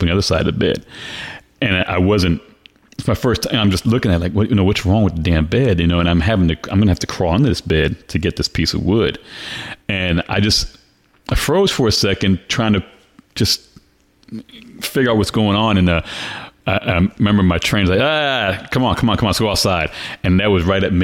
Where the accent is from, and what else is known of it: Orlando, Florida, United States; born or raised there; also born or lived in New York City, New York